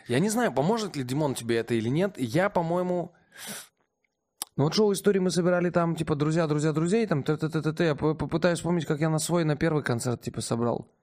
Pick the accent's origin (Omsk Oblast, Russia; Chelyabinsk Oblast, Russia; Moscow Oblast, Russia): Omsk Oblast, Russia; Omsk; в родном городе